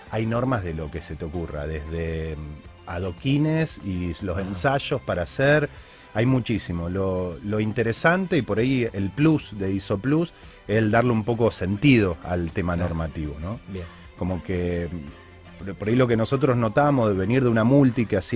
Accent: Argentina; como argentinos puntualmente.

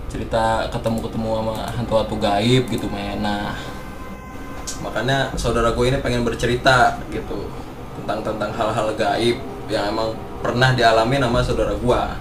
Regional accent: West Java, Indonesia; Nah yang namanya gue orang Sunda kan, ya.

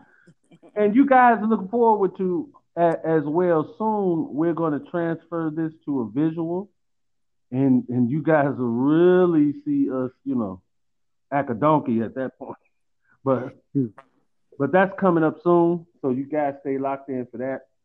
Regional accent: Chicago, Illinois, United States; I'm from Chicago

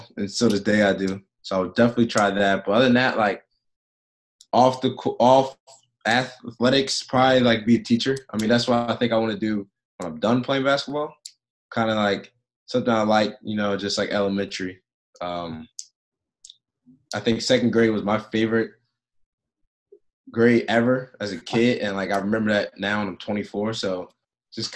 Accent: East Coast, United States; moved away as an adult; now in Phoenix, United States; I'm from East Coast my whole life

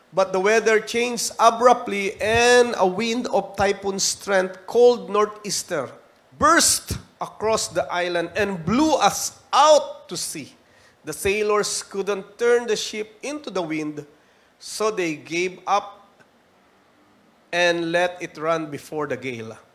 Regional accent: Philippines

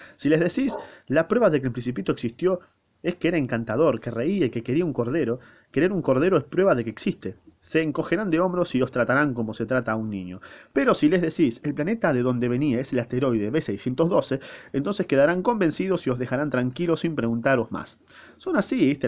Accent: Argentina; yo soy argentino y hablo castellano, español, latino, eh, casi lunfardo

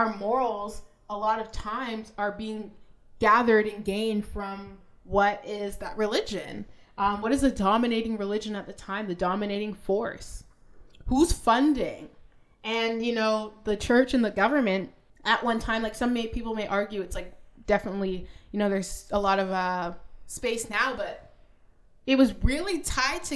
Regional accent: Canada; I'm a Canadian

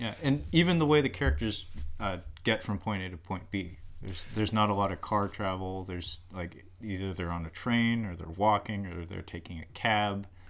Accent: United States; as an American who hasn't really traveled much

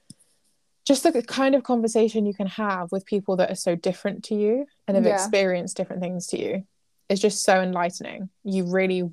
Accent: England, United Kingdom; we've predominantly lived as English people.

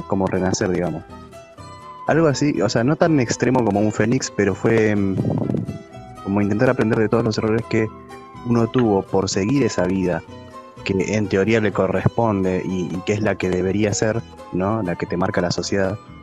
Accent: Buenos Aires Province, Argentina; now in Buenos Aires, Argentina; Nací en el conurbano, en la parte rural

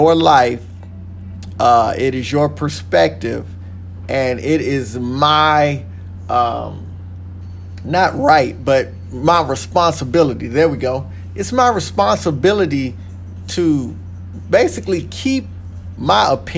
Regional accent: Texas, United States; moved away; I am originally from Texas

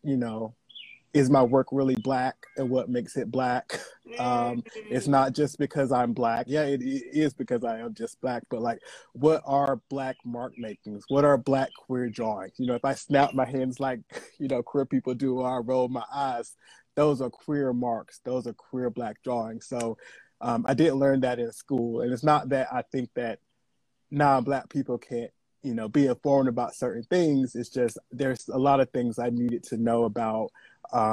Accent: the South, United States; also born or lived in North Carolina; now in California, United States; I'm from the South

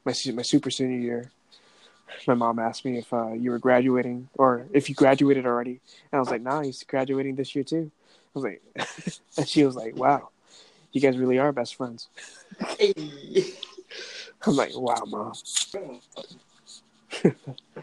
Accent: Guam; I live on the island of Guam.

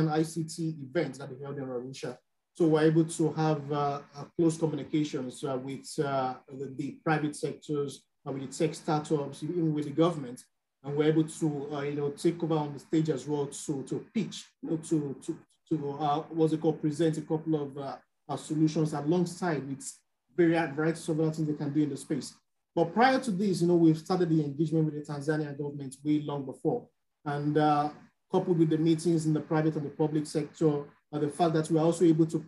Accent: Nigeria; I'm from Nigeria

